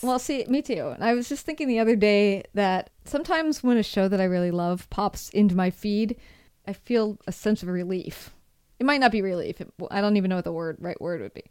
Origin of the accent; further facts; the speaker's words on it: Seattle, Washington, United States; moved away as an adult; also born or lived in Rome, Italy; now in San Francisco, United States; what I consider my hometown